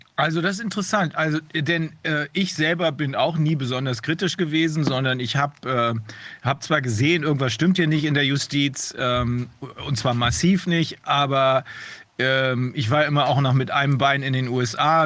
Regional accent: Germany; bei uns in Deutschland

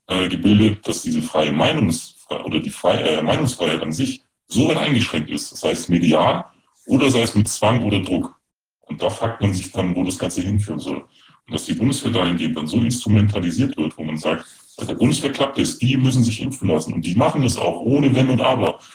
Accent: Germany; als Deutscher

